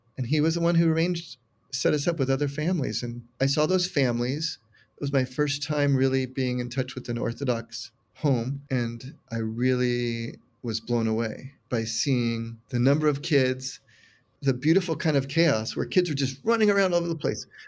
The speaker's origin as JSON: {"language": "English", "town": "San Carlos", "region": "California", "country": "United States", "tie": "born or raised there", "also_born_or_lived": "San Mateo, California", "said": "Was raised in San Carlos, California, all within about thirty minutes drive of San Francisco, just south."}